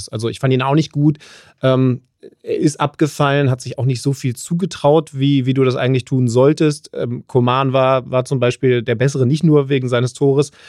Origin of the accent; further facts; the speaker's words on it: Wolfsburg, Lower Saxony, Germany; moved away; ich habe das Wolfsburg-Spiel für, für The Zone moderiert, äh, also quasi in meiner Heimat